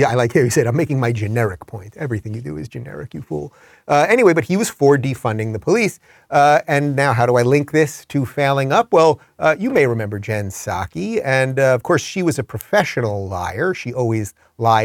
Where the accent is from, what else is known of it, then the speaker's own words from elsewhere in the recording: Long Island, New York, United States; I'm from Long Island